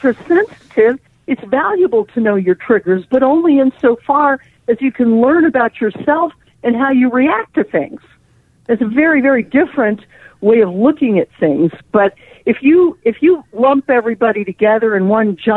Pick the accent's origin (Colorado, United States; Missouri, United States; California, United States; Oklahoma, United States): Colorado, United States; also born or lived in New York / Los Angeles; I live in Colorado. That's my hometown. I did live in New York and L.A. and other places.